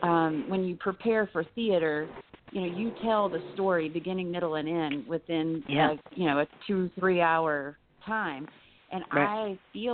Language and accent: English; North Carolina, United States; I come from the South, North Carolina, and have a rich legacy with, you know, my family, my grandparents and things.